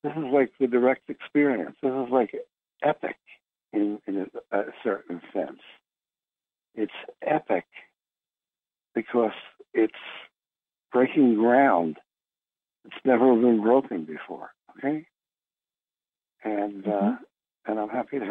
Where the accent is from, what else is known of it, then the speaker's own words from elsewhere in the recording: Philadelphia, Pennsylvania, United States; I'm from Philadelphia